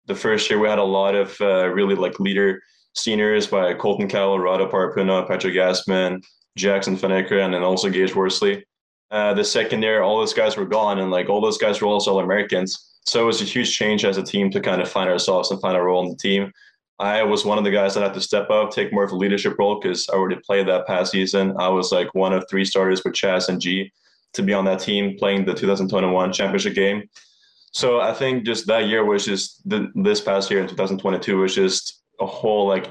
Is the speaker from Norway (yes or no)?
yes; Norway; moved away as an adult; now in Hawaii, United States; I'm from Norway originally.